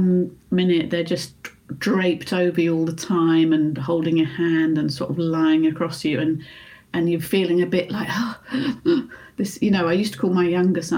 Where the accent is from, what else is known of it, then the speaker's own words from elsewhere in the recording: United Kingdom; being British